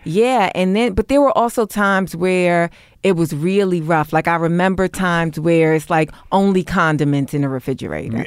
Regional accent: New York City, New York, United States; moved away; also born or lived in Brooklyn; I grew up in Harlem, but I was bussed out

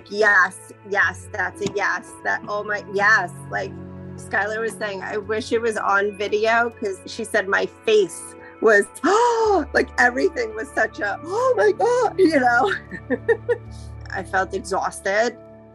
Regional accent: Hicksville, New York, United States; I'm from Hicksville, Long Island

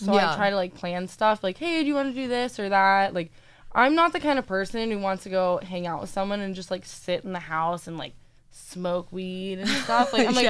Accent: Orlando, Florida, United States; I am from Orlando.

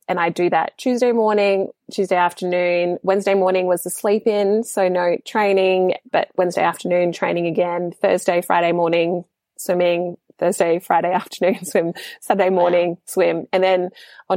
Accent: Papua New Guinea; being in my home country

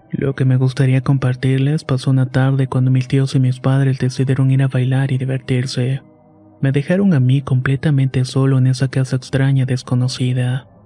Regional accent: Puebla, Mexico; Yo soy originario de Puebla y vivo en la ciudad, por lo que me sorprendió mucho este contraste.

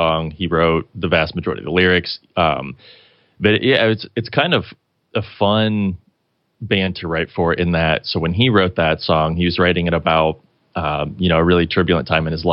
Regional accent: Kirklin, Indiana, United States; his and my hometown, Kirkland, Indiana

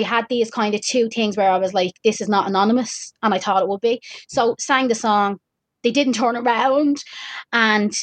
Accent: Dublin, Leinster, Ireland; I'm from Dublin

